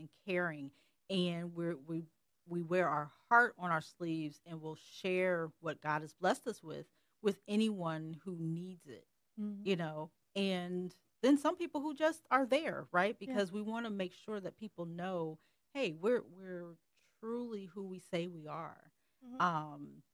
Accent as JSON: {"language": "English", "town": "Columbus", "region": "Ohio", "country": "United States", "tie": "born or raised there", "said": "I grew up in the Columbus, Metro Columbus area"}